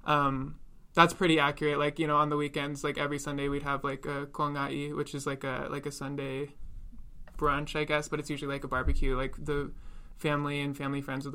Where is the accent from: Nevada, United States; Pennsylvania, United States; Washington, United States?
Washington, United States; I was born and raised in Washington